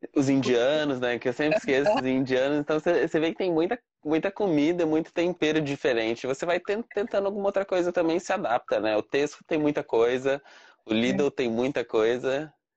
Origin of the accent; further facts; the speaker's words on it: Cambé, Paraná, Brazil; moved away as an adult; now in Dublin, Ireland; do Paraná, de Cambé, ali do lado de Cambé, né? De lá de Londrina.